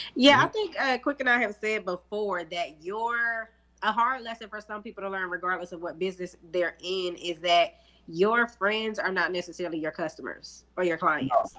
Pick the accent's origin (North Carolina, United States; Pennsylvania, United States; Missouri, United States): North Carolina, United States; Charlotte; I'm from Charlotte